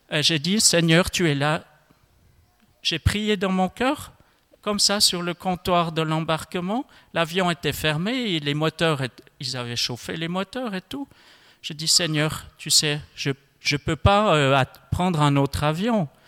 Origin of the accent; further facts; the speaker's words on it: Switzerland; Je ne m'attendais pas à partir à New York en tant que Suisse, euh, savoir euh, euh, trois, quatre mots d'allemand, et puis c'est tout.